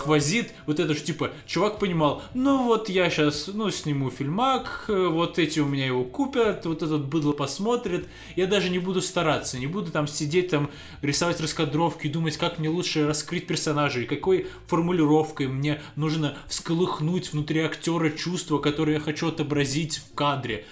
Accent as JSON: {"language": "Russian", "country": "Russia", "said": "я продолжал жить в России, потому что я русский"}